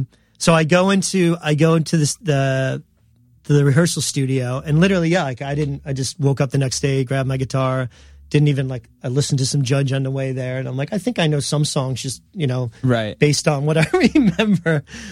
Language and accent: English; New York, United States; yeah, we're from New York, like we're all happy to be here